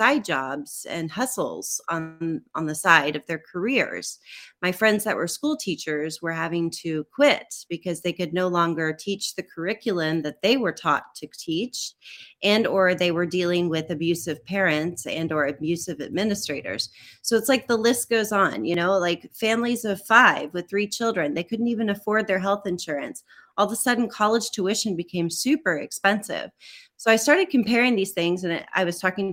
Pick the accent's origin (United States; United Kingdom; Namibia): United States; southwest Missouri; moved away as an adult; now in Delft, Netherlands; I come from a small town in the southwest corner of Missouri, and it's right on the Oklahoma-Kansas-Arkansas borders. So I grew up in what we call the four-state area